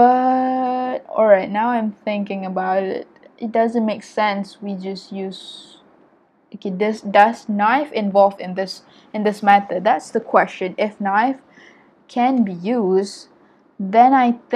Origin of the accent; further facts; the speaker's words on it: Malaysia; I'm an Asian, and I'm Malaysian